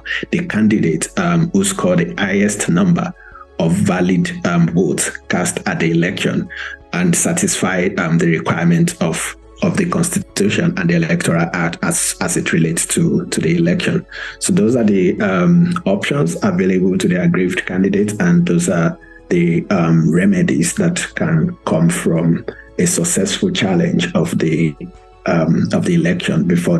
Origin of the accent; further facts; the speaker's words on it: Nigeria; As a Nigerian, first of all, I think it's a bit disappointing